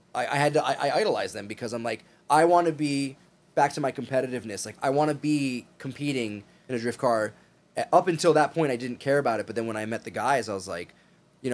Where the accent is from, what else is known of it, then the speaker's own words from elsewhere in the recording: East Coast, United States; I'm from the East Coast, I'm a Front Street guy.